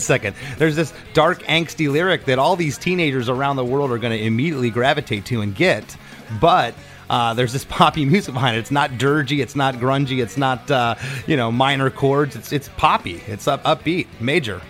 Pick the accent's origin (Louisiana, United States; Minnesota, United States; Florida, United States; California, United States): Florida, United States; Port Charlotte; also born or lived in Gainesville; my hometown of Port Charlotte